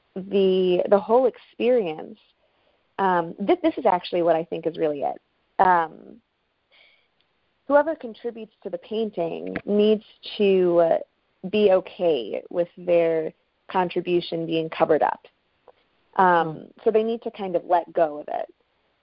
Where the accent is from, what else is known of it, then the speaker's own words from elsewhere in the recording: Buffalo, New York, United States; my hometown, actually Buffalo